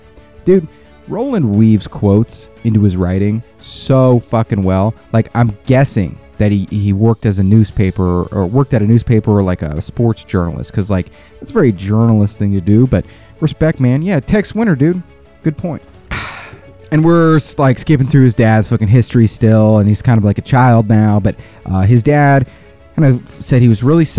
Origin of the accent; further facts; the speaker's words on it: South Korea; also born or lived in Belgium / Alabama; because I grew up in Korea, I grew up in Belgium, then I moved to Alabama